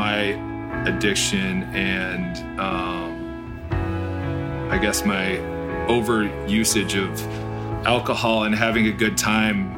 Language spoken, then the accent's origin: English; St. Joseph, Michigan, United States; moved away as an adult; now in Chicago, United States; I am from Southwest Michigan, in a town called St. Joe